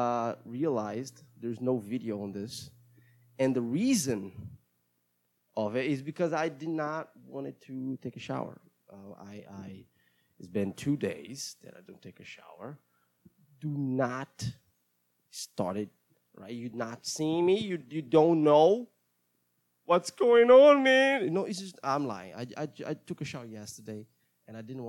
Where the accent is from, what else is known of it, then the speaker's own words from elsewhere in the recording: Brazil; first language Portuguese; English is a second language; I am Brazilian, and I speak Portuguese as my mother language, and English sometimes